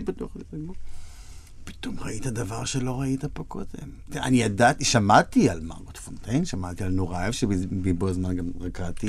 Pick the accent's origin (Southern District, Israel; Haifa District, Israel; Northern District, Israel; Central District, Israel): Northern District, Israel; Kfar Blum; also born or lived in Tiberias; גדלתי בכפר בלום